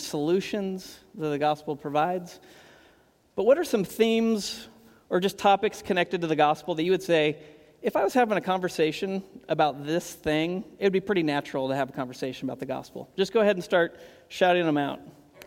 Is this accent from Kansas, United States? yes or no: yes; Kansas, United States; moved away as an adult; now in Portland, United States; I grew up in Kansas